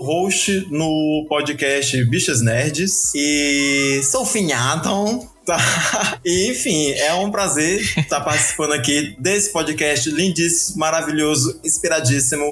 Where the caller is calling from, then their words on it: Fortaleza, Ceará, Brazil; falo de Fortaleza